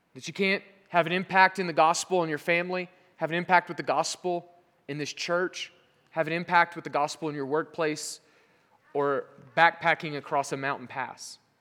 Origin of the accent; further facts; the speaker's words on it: Southern Oklahoma, United States; moved away as an adult; also born or lived in Europe; I'm from Southern Oklahoma